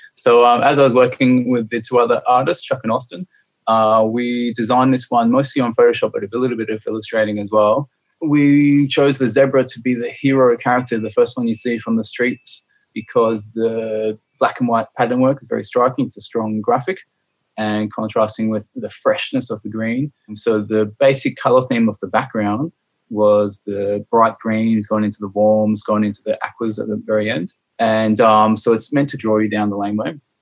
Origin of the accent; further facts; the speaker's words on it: Adelaide, South Australia, Australia; now in Collingwood, Australia; I'm based in Collingwood. I grew up in Adelaide